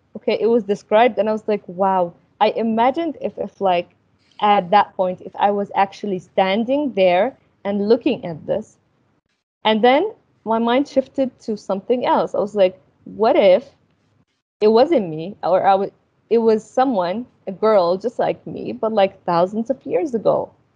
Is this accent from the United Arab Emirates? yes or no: yes; Al Ain, Abu Dhabi, United Arab Emirates; moved away as an adult; also born or lived in Sudan / Egypt; I grew up in the in UAE